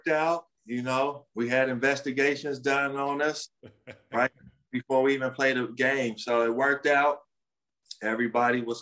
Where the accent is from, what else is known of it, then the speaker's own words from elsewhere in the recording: Los Angeles, California, United States; my hometown